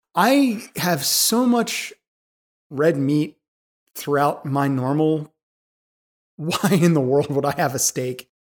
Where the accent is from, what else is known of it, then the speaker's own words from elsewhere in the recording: Philadelphia, Pennsylvania, United States; I'm from Philadelphia. I drop Gs all the time.